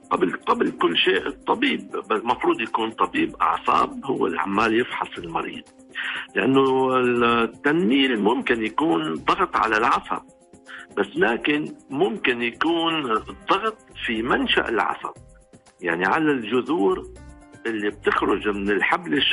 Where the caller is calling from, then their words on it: Riyadh, Riyadh Province, Saudi Arabia; آه من الرياض